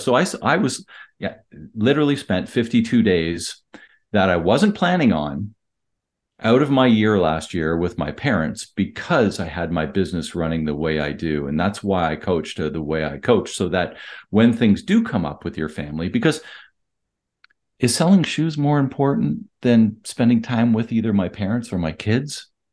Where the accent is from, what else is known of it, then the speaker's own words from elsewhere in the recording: Canada; I'm Canadian